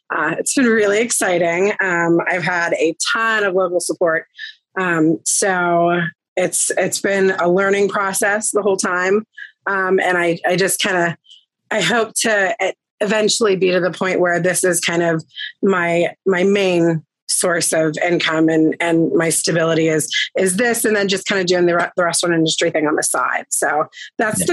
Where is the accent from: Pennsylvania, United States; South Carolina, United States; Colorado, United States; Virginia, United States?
Pennsylvania, United States; Greensburg; moved away as an adult; now in Irwin, United States; I am originally from the Greensburg area. I was there for about, I'd say, 16, 17 years.